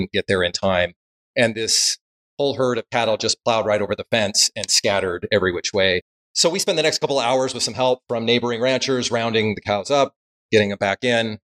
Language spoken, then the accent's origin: English; Salt Lake City, Utah, United States; I grew up in Salt Lake area